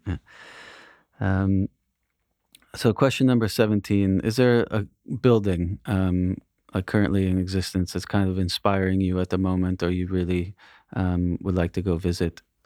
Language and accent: English; United States; I grew up near New York City